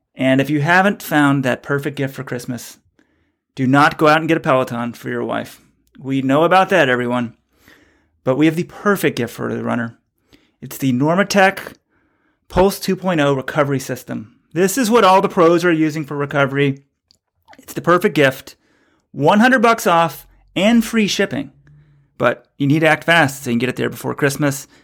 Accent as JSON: {"language": "English", "region": "Texas", "country": "United States", "also_born_or_lived": "New York", "moved": "yes", "lives_now": "New England, United States", "said": "I'm from Texas"}